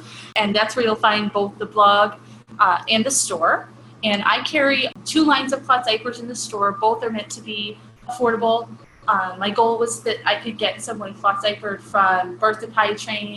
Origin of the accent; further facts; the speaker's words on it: Cleveland, Ohio, United States; I'm from Cleveland, so I'm kind of loud, and big Italian family